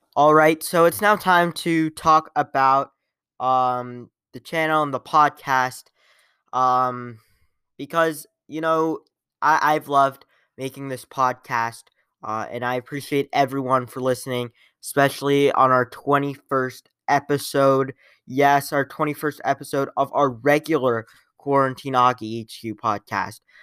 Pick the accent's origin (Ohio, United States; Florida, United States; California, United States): Ohio, United States; Columbus; I am from Columbus.